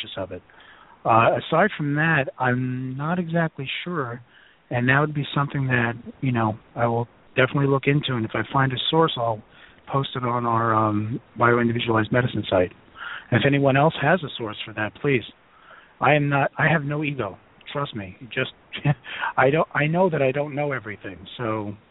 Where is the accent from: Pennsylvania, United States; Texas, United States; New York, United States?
New York, United States; New York City; I tend to talk like I'm from Brooklyn, which I am